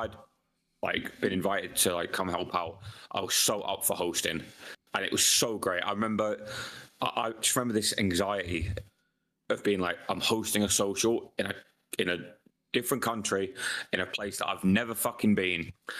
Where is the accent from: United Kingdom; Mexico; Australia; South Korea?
United Kingdom; maybe it's because we're British and like we just fucking love pubs.